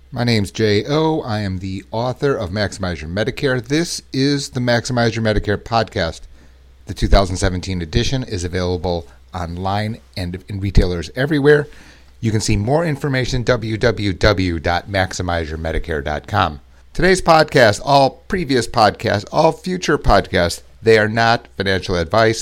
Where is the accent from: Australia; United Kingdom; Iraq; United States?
United States; I was born in the United States